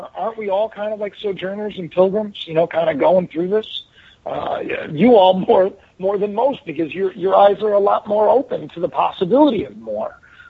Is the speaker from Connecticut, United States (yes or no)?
yes; Connecticut, United States; Yeah, I where I lived, they called it the armpit of Connecticut. It was like literally Chickahominy was like, it was like right on the border of like the area, like not the best place. I mean, crack was a big deal when I was growing up in the Armstrong Court.